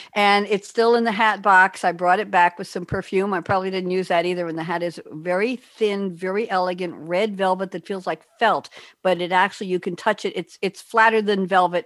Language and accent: English; Great Neck, New York, United States; moved away as an adult; now in Durham, United States; long island girl great neck